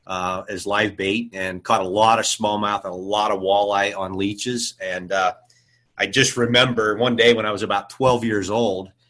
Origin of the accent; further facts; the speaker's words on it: Dayton, Ohio, United States; I grew up in Dayton, Ohio. I'm a Buckeye through and through